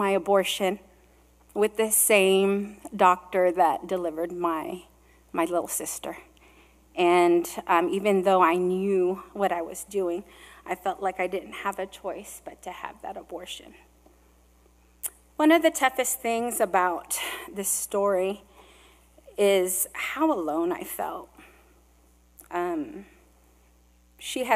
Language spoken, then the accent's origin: English; California, United States; also born or lived in Hawaii; I was born in Hawaii, and I was born of Filipino immigrants who raised me in California